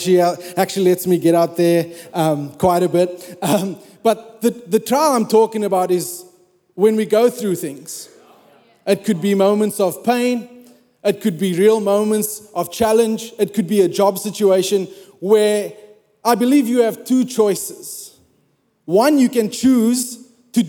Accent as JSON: {"language": "English", "country": "South Africa", "moved": "as an adult", "said": "I'm South African."}